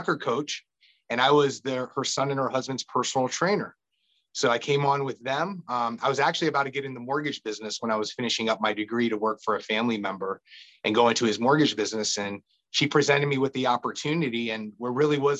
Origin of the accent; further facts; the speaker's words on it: Annandale, Virginia, United States; I'm a local kid. I grew up in Annandale, Virginia